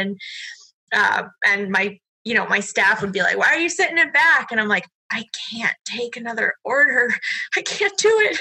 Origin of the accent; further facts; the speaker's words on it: Massachusetts, United States; moved away as an adult; now in New Hampshire, United States; growing up in Massachusetts